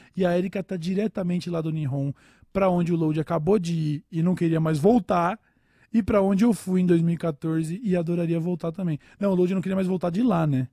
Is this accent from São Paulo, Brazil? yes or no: yes; São Paulo, Brazil; eu sou de São Paulo